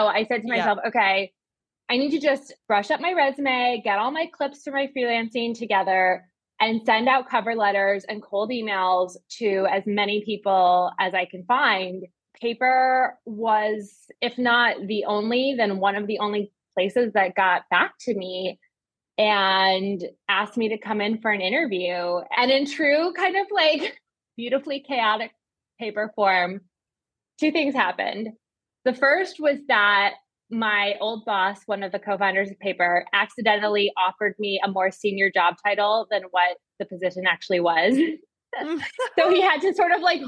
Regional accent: Chicago, Illinois, United States; moved away as an adult; also born or lived in East Coast; now in New York, United States; I grew up in Chicago, went to college on the East Coast, and then I moved back home for the summer

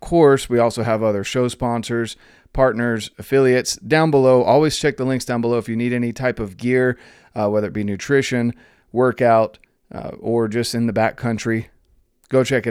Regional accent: North Carolina, United States; being from North Carolina

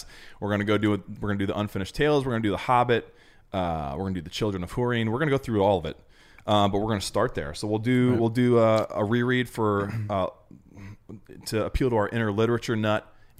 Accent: Ohio, United States; also born or lived in Chicago, Illinois; I'm from mostly Ohio for most of my life.

